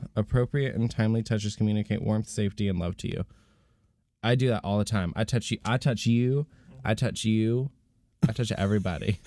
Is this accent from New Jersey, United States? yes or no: no; Florida, United States; I was born in Florida